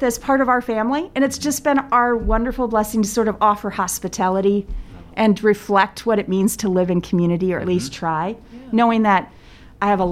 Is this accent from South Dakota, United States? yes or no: yes; South Dakota, United States; moved away as an adult; also born or lived in Germany; now in Davenport, United States; I came back to South Dakota and sort of went home to my parents